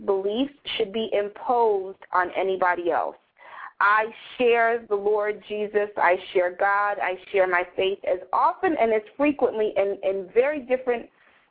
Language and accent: English; New York City, New York, United States; I grew up in Greenwich Village in New York City